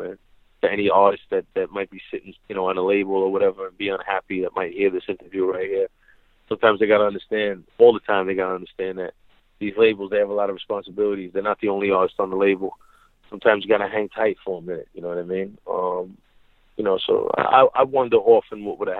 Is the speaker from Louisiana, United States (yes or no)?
no; New York City, New York, United States; this is where I'm from.